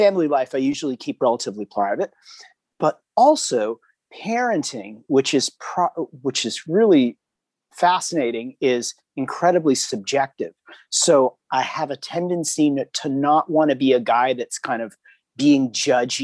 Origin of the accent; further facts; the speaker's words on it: Hermosa Beach, California, United States; from Hermosa Beach, California